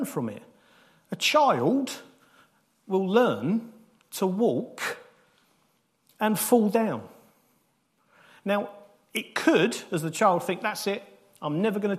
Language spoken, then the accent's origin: English; United Kingdom; we're British